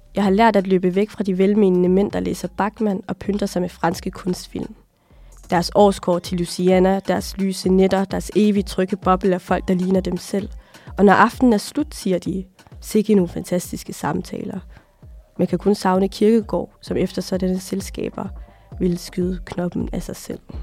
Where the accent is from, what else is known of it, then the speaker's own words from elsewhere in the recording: Aalborg, North Denmark Region, Denmark; also born or lived in Somalia; Jeg er fra Aalborg